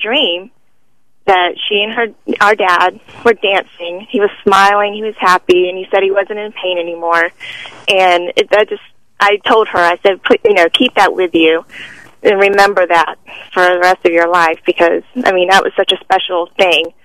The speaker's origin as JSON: {"language": "English", "town": "Tampa", "region": "Florida", "country": "United States", "tie": "born or raised there", "moved": "yes", "lives_now": "Atlanta, United States", "said": "I grew up in Tampa"}